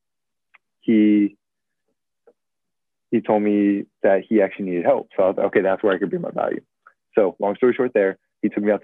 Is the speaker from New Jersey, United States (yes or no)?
no; San Francisco, California, United States; I'm from San Francisco